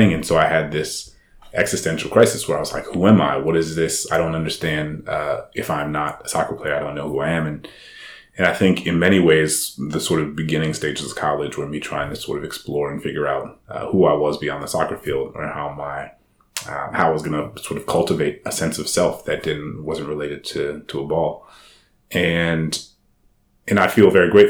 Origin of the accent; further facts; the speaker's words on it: New Orleans, Louisiana, United States; moved away as an adult; I'm from New Orleans. I grew up in Louisiana.